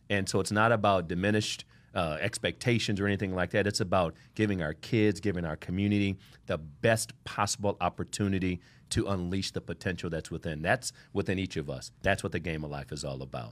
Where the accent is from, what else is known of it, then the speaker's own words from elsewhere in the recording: Ohio, United States; now in Miami, United States; I didn't talk like this when I, I'm from Ohio